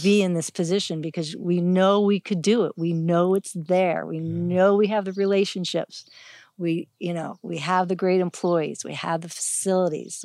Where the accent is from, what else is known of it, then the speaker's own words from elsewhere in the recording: Youngstown, Ohio, United States; now in Hawaii, United States; Originally, I'm from Ohio. I grew up in um, Youngstown, Ohio